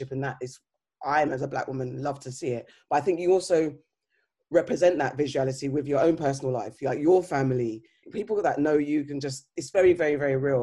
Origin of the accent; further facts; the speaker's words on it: Ghana; being Ghanaian